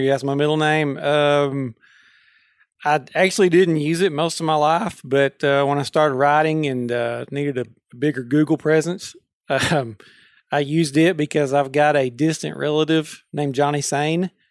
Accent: Pope County, Arkansas, United States; I grew up in Pope County, just a county south

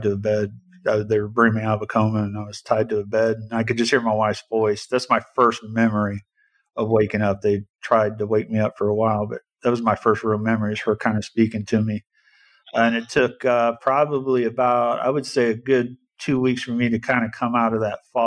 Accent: Indianapolis, Indiana, United States; I was born and raised here in Indianapolis

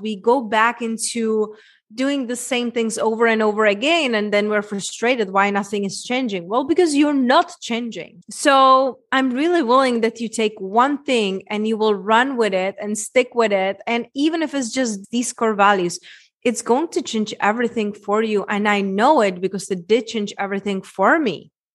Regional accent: Czechia; moved away; my accent, Czech Republic, small little town where I grew up

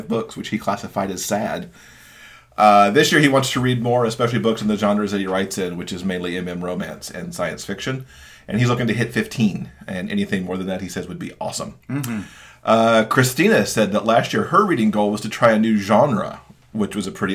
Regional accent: Michigan, United States; moved away; my home state of Michigan

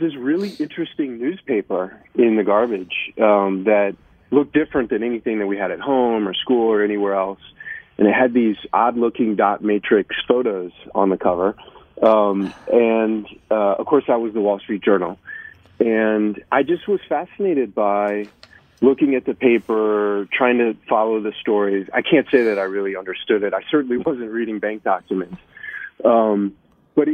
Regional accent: Illinois, United States; I grew up in Illinois, the south suburbs of Chicago.

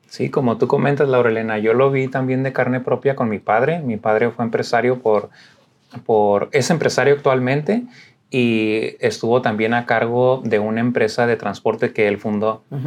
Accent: Tijuana, Baja California, Mexico; moved away; me crié en Tijuana, toda mi vida estuve allá por 34 años

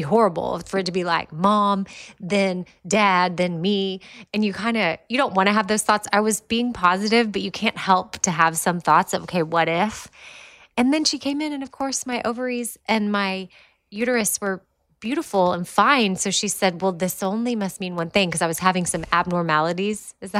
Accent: Austin, Texas, United States; moved away as an adult; now in Nashville, United States; that's where Christy and I grew up.

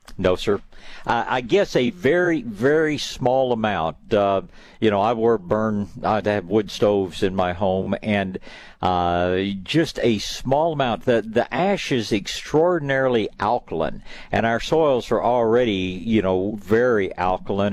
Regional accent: East Tennessee, United States; now in Texas, United States; I spent some years growing up in East Tennessee

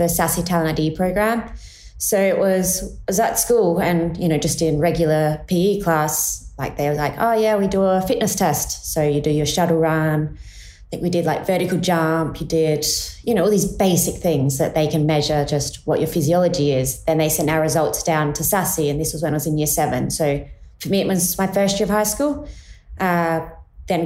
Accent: Adelaide Hills, South Australia, Australia; moved away as an adult; I grew up in the Adelaide Hills, and I have two brothers

